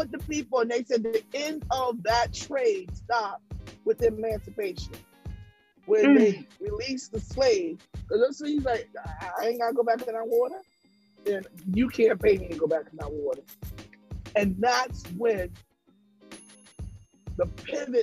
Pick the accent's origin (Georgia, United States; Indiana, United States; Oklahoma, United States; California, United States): Georgia, United States; Statesboro; I was born in Statesboro, Georgia. I'm from the South